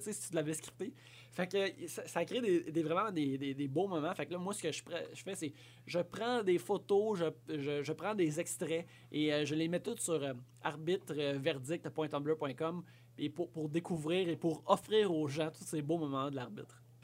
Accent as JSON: {"language": "French", "town": "La Sarre", "region": "Quebec", "country": "Canada", "tie": "born or raised there", "said": "J'ai grandi à Lassar, en Abitibi-Ouest"}